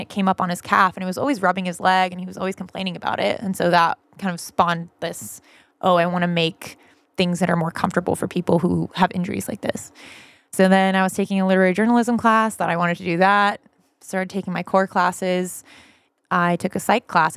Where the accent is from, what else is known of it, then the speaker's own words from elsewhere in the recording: Vacaville, California, United States; I'm originally from Northern California, this little town called Vacaville.